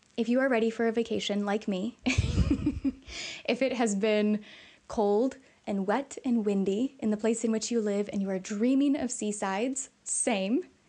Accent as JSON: {"language": "English", "region": "Illinois", "country": "United States", "said": "we're from Illinois"}